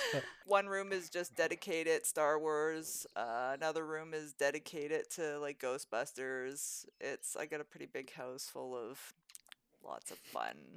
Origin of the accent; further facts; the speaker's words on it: Fort Macleod, Alberta, Canada; also born or lived in Crowsnest Pass, Alberta / Drumheller, Alberta / Calgary, Alberta; I grew up in the Crowson's Pass, I grew up in Fort McLeod